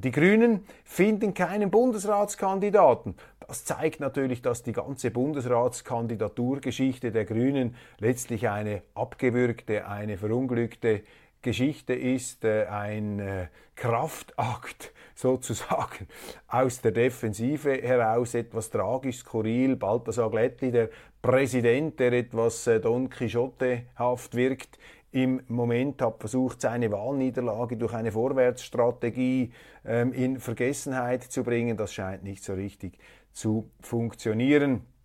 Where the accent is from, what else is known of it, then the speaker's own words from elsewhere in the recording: Switzerland; als Schweizer